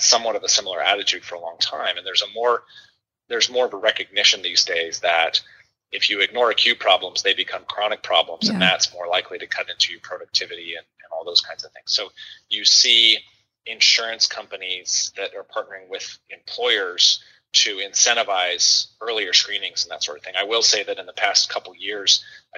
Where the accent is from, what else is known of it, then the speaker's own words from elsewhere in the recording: Oregon, United States; moved away as an adult; also born or lived in Kentucky; now in Louisville, United States; I grew up out in Oregon, more or less.